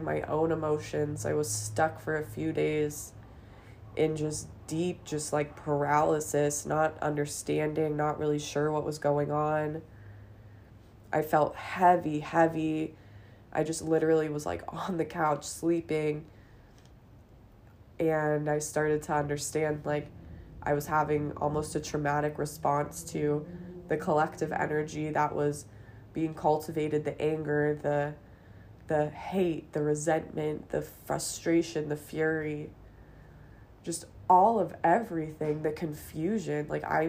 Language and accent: English; Los Angeles, California, United States; I grew up in Los Angeles